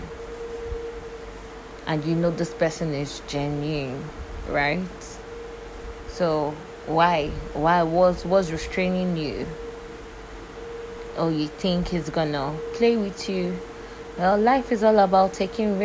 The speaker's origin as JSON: {"language": "English", "country": "Nigeria", "said": "I'm from Nigeria and I currently live in Nigeria"}